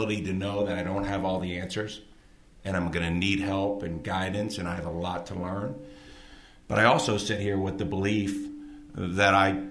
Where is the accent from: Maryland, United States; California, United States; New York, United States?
Maryland, United States; Baltimore; moved away as an adult; also born or lived in Milwaukee, Wisconsin; now in Park City, United States; as a 16-year-old growing up outside Baltimore City